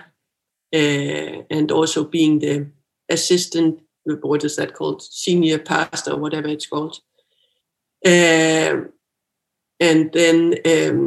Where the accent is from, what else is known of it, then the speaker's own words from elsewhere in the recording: Bornholm, Capital Region of Denmark, Denmark; moved away as an adult; I'm from Bornholm